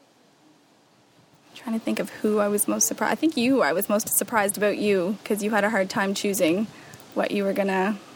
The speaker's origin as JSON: {"language": "English", "town": "Saint John", "region": "New Brunswick", "country": "Canada", "moved": "yes", "lives_now": "Belleville, Canada", "said": "I'm originally from St. John, New Brunswick"}